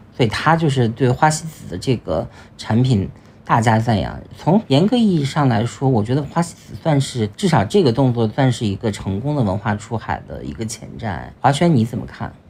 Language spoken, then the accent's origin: Chinese; China; 我们中国人